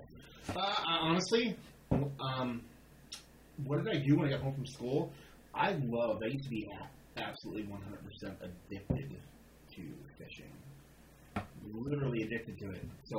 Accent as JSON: {"language": "English", "town": "Gouldsboro", "region": "Pennsylvania", "country": "United States", "tie": "born or raised there", "also_born_or_lived": "New Jersey", "said": "I grew up in Jersey, but I moved here when I was like 12, so I grew up in the Poconos, Goldsboro."}